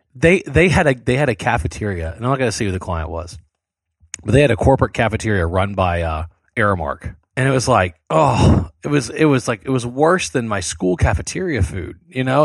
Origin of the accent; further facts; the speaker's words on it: South Louisiana, United States; I grew up in South Louisiana